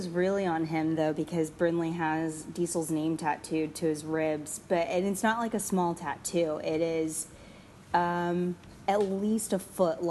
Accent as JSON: {"language": "English", "region": "Texas", "country": "United States", "tie": "born or raised there", "said": "I grew up in Texas"}